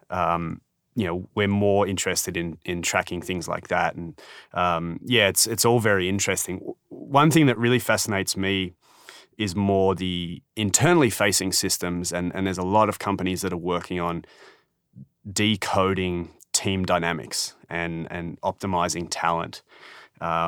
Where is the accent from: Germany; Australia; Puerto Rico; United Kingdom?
Australia; I'm Australian